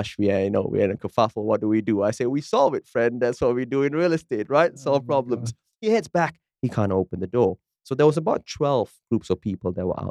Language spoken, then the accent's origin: English; Malaysia; now in Perth, Australia; I come from Malaysia